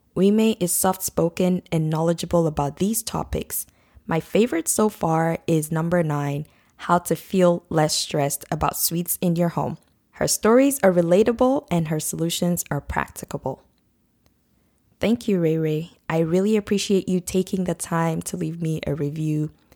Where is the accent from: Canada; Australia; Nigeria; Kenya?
Nigeria; now in North America; I grew up in Nigeria and we use the British spelling for mum